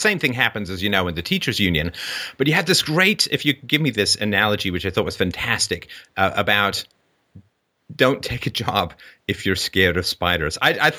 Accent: England, United Kingdom; I grew up in England. My cousins were German.

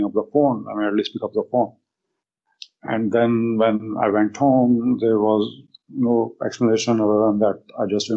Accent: India; moved away as an adult; now in United States; I'm from India

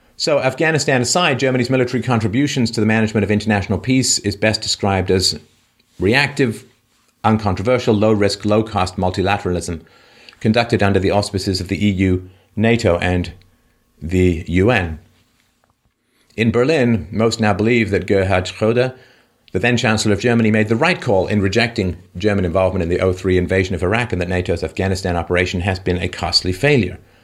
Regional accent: England, United Kingdom; when I grew up in England, um, we British

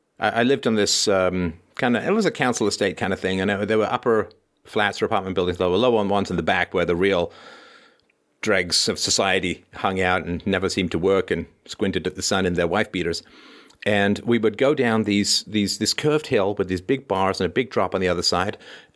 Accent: Toronto, Ontario, Canada; there was this guy in my building when I was growing up in Toronto.

